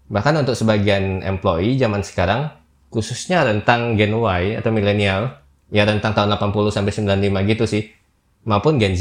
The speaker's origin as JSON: {"language": "Indonesian", "region": "Jambi", "country": "Indonesia", "lives_now": "Jakarta, Indonesia", "said": "Saya pun perantauan juga dari Jambi, kalau nggak berlabuh di Jakarta, pasti knowledge tentang dunia startup sewaktu di daerah itu ya biasa aja sih"}